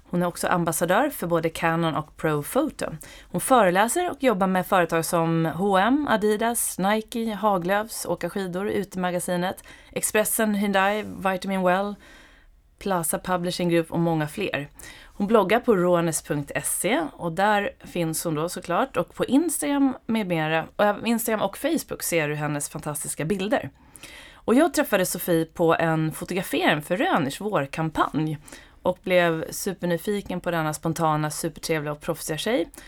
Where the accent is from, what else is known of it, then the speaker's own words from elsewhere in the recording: Stockholm, Stockholm County, Sweden; also born or lived in Åre; Jag är från Stockholm.